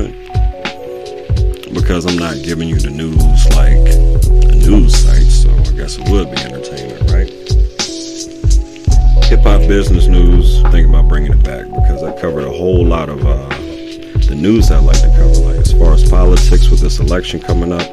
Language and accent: English; Virginia, United States; moved away as an adult; now in Pittsburgh, United States; I'm back and forth between my home state of Virginia and my new home, Pittsburgh, PA.